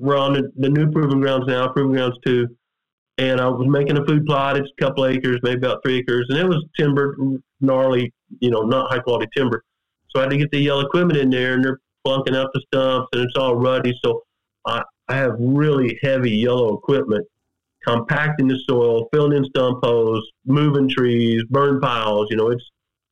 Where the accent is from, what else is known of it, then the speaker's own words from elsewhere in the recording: Missouri, United States; I grew up scouting turkeys in Missouri.